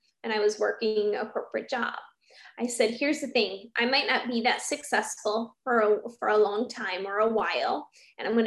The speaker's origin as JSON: {"language": "English", "region": "Iowa", "country": "United States", "moved": "as an adult", "lives_now": "Phoenix, United States", "said": "I'm originally from Iowa"}